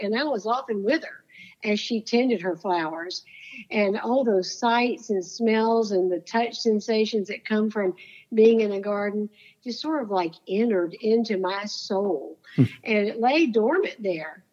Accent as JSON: {"language": "English", "region": "Florida", "country": "United States", "tie": "born or raised there", "said": "I grew up in Florida"}